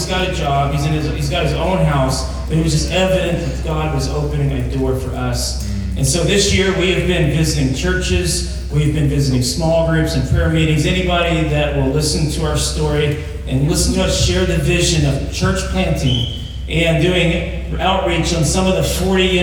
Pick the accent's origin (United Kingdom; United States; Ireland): United States; Douglas; moved away; I'm from Douglas. I grew up in a town that got a blinking yellow light in the 5th grade